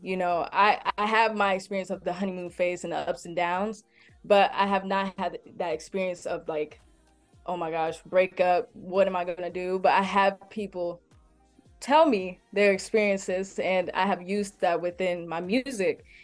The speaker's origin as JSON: {"language": "English", "town": "Detroit", "region": "Michigan", "country": "United States", "moved": "yes", "lives_now": "Columbus, United States", "said": "I'm originally from Detroit, Michigan"}